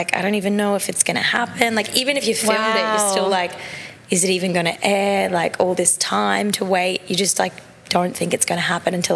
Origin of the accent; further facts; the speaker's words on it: Sunshine Coast, Queensland, Australia; moved away as an adult; now in Los Angeles, United States; I'm from Sunshine Coast in Queensland.